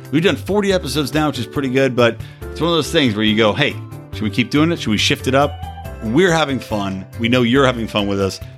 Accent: Philadelphia, Pennsylvania, United States; he's from Philly. I'm from Philly. We're Philly guys.

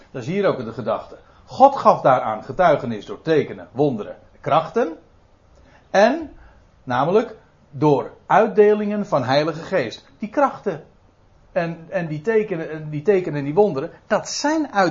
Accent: Netherlands; goh, dan ben ik echt een Nederlander, hè?

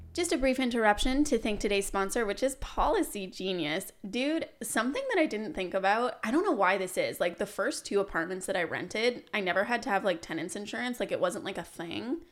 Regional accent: Canada; growing up in Canada

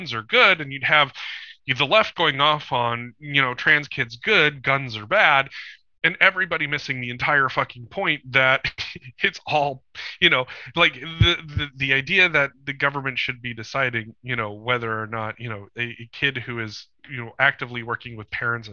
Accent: Bozeman, Montana, United States; my hometown airport in Bozeman, Montana

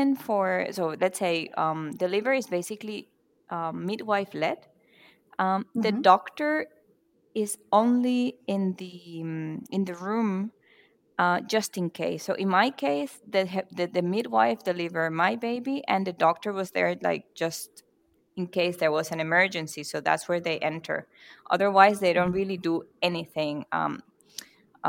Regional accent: Venezuela; now in Mannheim, Germany; I'm from Venezuela and I currently live in Germany, Mannheim

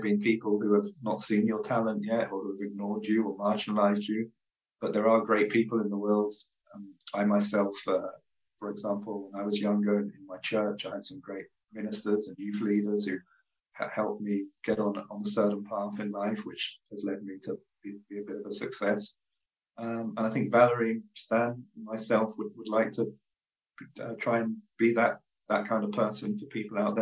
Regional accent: United Kingdom; accent: British; now in Montreal, Canada; some people always don't understand my British accent

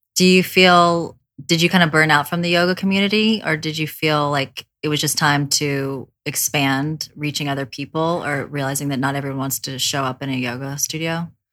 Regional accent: the South, United States; I grew up in the South

